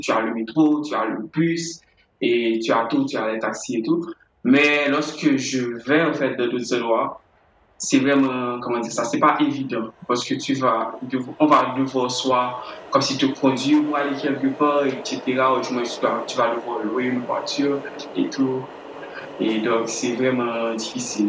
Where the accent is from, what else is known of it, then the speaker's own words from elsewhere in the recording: Haiti; je suis né à Haïti